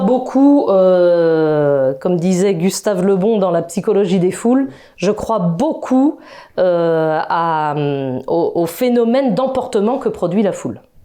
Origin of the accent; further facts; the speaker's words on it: Brittany, France; je suis de Bretagne